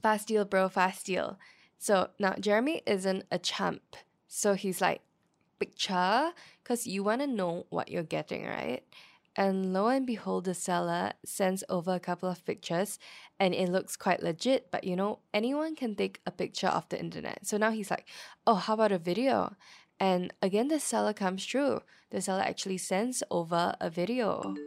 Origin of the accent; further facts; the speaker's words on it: Singapore; I was born in Yishun